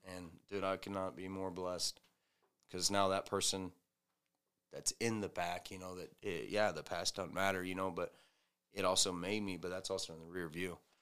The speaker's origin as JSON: {"language": "English", "region": "the South", "country": "United States", "moved": "yes", "said": "I'm from the South"}